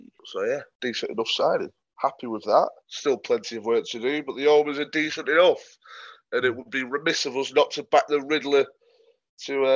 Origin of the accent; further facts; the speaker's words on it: England, United Kingdom; as an Englishman